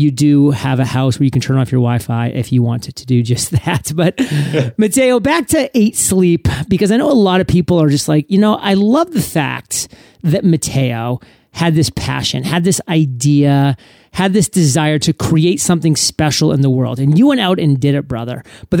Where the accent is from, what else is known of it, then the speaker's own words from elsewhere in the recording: New England, United States; I was born and raised in New England, so I am a diehard New England Patriots fan.